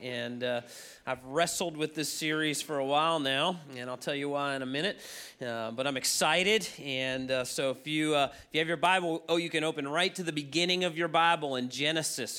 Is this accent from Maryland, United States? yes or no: yes; Baltimore, Maryland, United States; also born or lived in Chicago; I moved back to my hometown in Baltimore